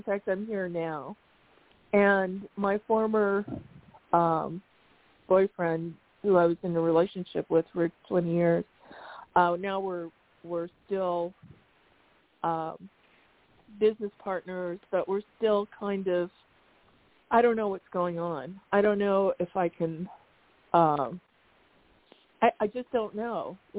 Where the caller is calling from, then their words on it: Arizona, United States; from Arizona.